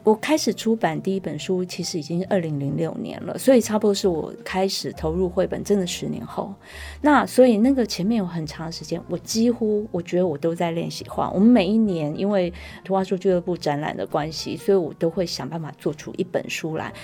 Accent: Taiwan; 我们台湾人有的姓

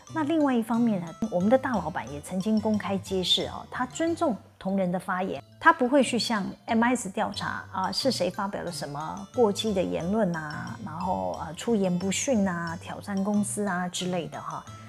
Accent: Taiwan; 像我们台湾人是不会诚实表达自己内心的想法

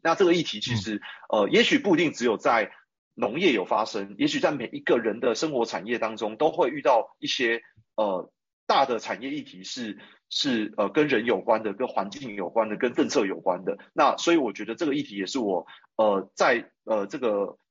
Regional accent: Taipei, Taiwan; 我是一个 是一个从小在台北长大的一个都市人

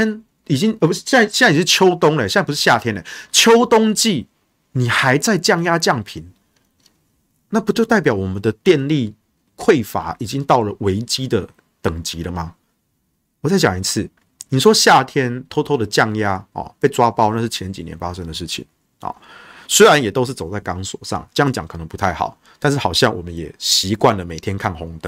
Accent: Taichung, Taiwan; 我台中人啊，恁北部家己用电，家己想办法。为什么要我们中火来烧这个空污，然后要我们台中来吸毒气呢？

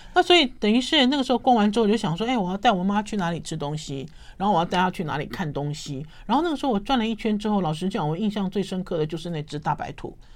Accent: Taipei, Taiwan; 我自己身为台北人

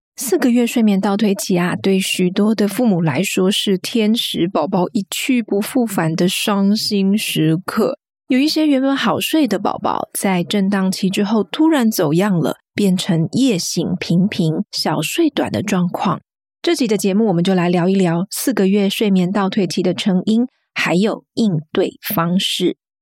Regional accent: Kaohsiung, Taiwan; now in United Kingdom; 我是台湾南部人，我是高雄人

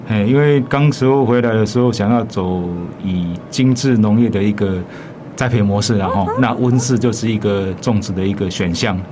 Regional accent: Xuejia, Tainan, Taiwan; moved away as an adult; 从小在这边长大

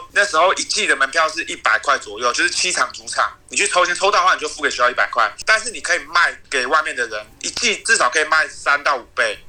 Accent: Taiwan; 就是跟我们台湾人想象那种

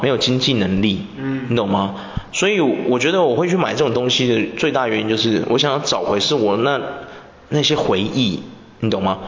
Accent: Taiwan; 我们台湾人有个缺点

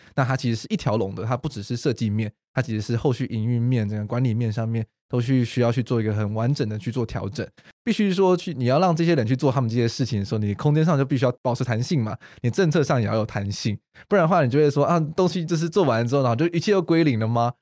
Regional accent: Taiwan; 我们台湾人就还是比较就是害羞内敛一点点

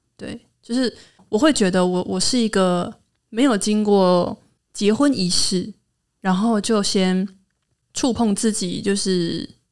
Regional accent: Hualien County, Taiwan; accent: Truku tribal accent; 我是来自花莲的泰鲁格族，目前在教育现场工作

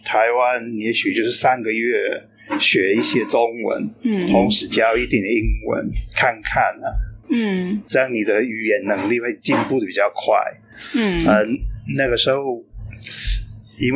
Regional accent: United Kingdom; Chinese is a second language; moved away as an adult; now in Tainan, Taiwan; 我是出生在英国，但是差不多啊二十九年前来台湾。啊，我从那个时候起就一直住在台南。

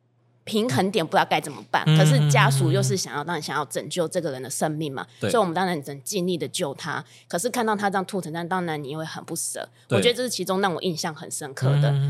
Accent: Kaohsiung, Taiwan; moved away as an adult; also born or lived in Taipei; now in Chiayi, Taiwan; 我是高雄人。然后高雄毕业之后，我就上台北工作。

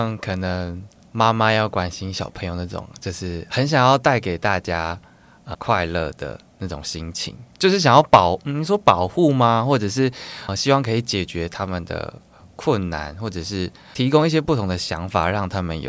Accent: Taichung, Taiwan; also born or lived in Tainan / Kaohsiung; 我是台中人，但是我以前小时候被送到台南跟高雄。

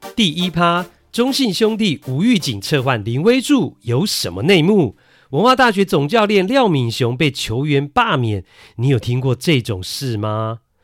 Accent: Taiwan; also born or lived in Kinmen; 我是爸爸妈妈都金门人啊，我也是在金门出生的。但是呢，出生没多久之后呢，就来到了台湾。 所以呢，呃，我是在台湾学说话的，不是在金门

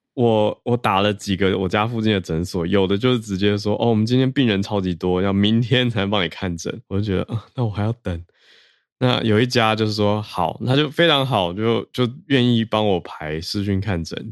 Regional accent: Taiwan; 我来自台湾

